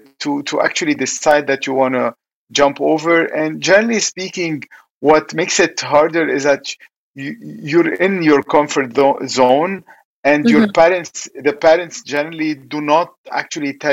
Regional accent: Lebanon; when I was young, you know, growing up in Lebanon, it was kind of war.

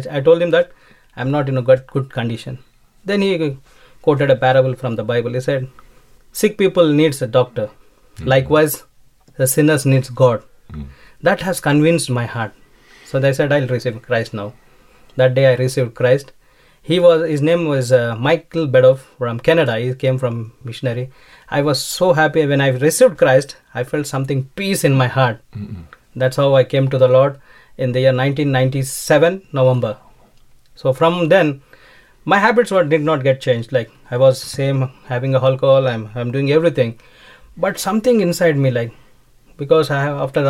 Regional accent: India; I was having my own IT recruitment company in India

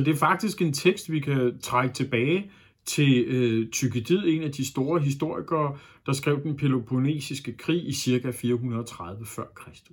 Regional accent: Denmark

